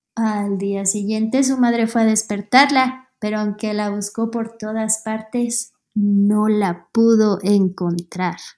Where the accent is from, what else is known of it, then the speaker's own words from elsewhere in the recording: Quito, Pichincha, Ecuador; soy de Quito, Ecuador